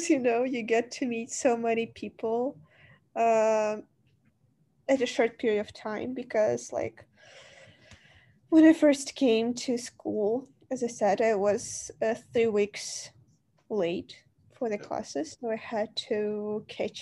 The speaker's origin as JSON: {"language": "English", "country": "Ukraine", "second_language": "English", "said": "I'm not using English here in Ukraine as much as I used to, because we don't speak English"}